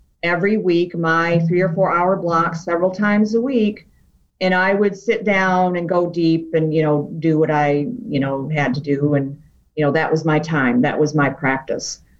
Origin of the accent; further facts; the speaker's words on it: outside Detroit, Michigan, United States; also born or lived in New Hampshire / Wisconsin; now in Ann Arbor, United States; I was born in New Hampshire, but I moved to, you know, outside the Motor City when I was still pretty young. So I'm really pretty much a Michigan gal